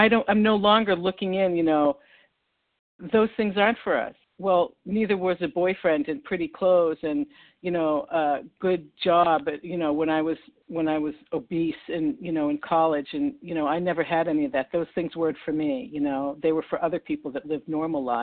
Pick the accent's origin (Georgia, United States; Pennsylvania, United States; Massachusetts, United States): Massachusetts, United States; Newton; accent: Boston; recovered in West Newton, Massachusetts, right next to Boston, which would explain my accent.